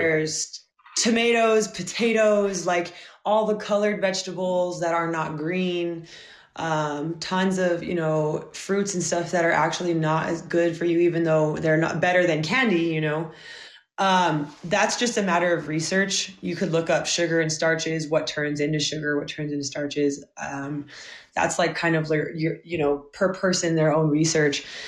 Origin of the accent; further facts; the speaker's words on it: Albuquerque, New Mexico, United States; I was actually born and um, raised, and I still live in Albuquerque, New Mexico